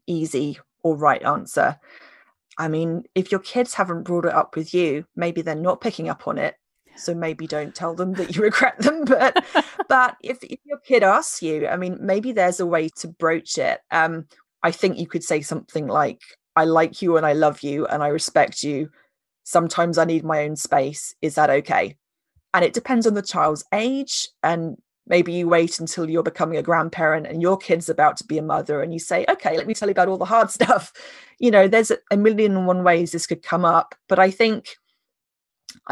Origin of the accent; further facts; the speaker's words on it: United Kingdom; we're British